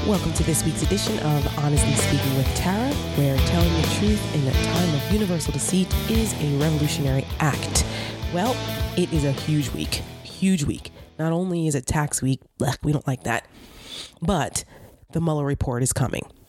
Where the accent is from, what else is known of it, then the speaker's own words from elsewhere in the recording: New Jersey, United States; my home state of New Jersey